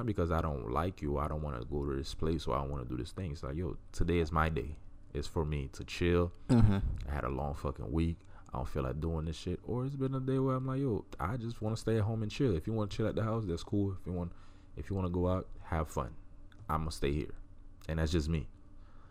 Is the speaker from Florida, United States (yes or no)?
yes; Miami, Florida, United States; moved away; I grew up in Miami. I'm from Miami